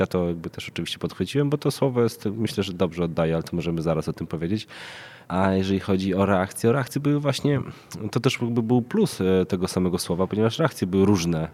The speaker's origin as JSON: {"language": "Polish", "town": "Krasnystaw", "region": "Lublin Voivodeship", "country": "Poland", "moved": "yes", "lives_now": "Warsaw, Poland", "said": "mieszkam w Warszawie, pochodzę z Krasnego Stawu, jednego z miast zapaści"}